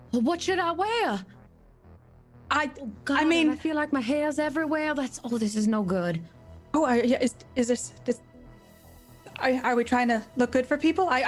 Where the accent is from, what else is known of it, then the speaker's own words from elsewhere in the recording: Baton Rouge, Louisiana, United States; I come from Baton Rouge, and we don't mess around with our sweet tea.